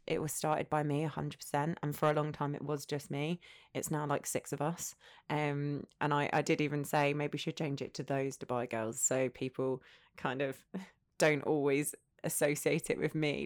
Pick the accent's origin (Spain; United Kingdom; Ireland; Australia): United Kingdom; Essex, East of England; moved away as an adult; also born or lived in North London; now in United Arab Emirates; grew up in Essex, went to Essex University